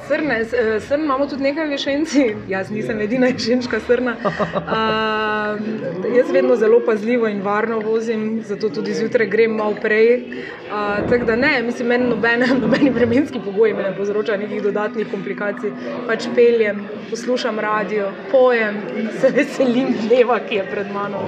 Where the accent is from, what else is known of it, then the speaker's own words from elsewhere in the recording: Maribor, Styria, Slovenia; smo Mariborčani